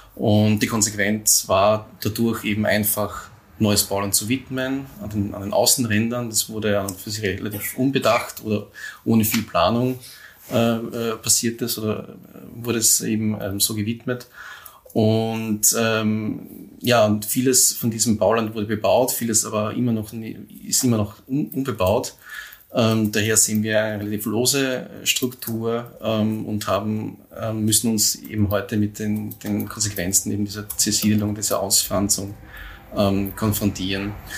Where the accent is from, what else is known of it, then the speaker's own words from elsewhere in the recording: Neusiedl am See, Burgenland, Austria; ich äh, in Neusiedl am See aufgewachsen bin